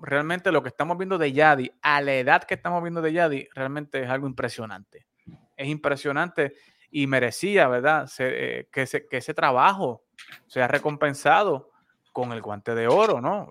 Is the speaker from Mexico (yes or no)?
no; Puerto Rico; now in Texas, United States; como costumbre boricua, entrando noviembre, ya comenzó la Navidad aquí también